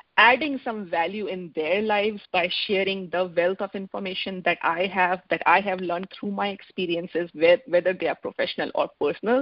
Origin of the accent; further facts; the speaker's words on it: India; moved away as an adult; now in Seattle, United States; I am from India, but I moved to United States almost 21 years back.